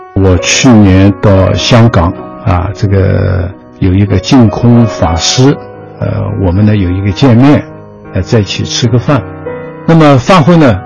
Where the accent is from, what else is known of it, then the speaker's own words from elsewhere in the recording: China; 我们中国人